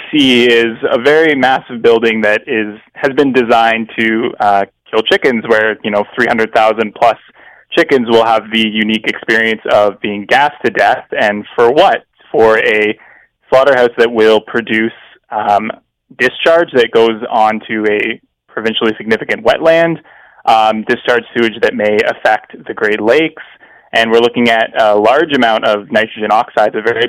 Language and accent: English; London, United Kingdom; I grew up in London.